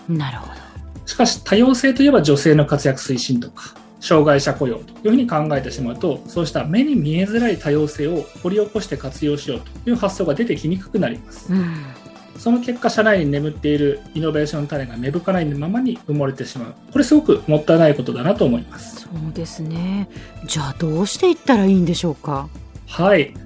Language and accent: Japanese; Japan; 日本で生まれ育った中年の日本人です